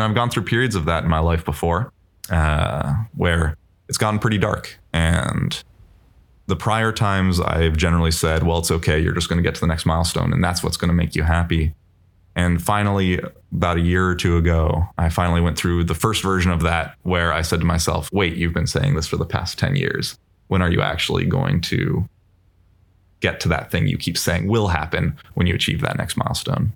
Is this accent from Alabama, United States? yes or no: no; Bay Area, California, United States; I grew up in the Bay Area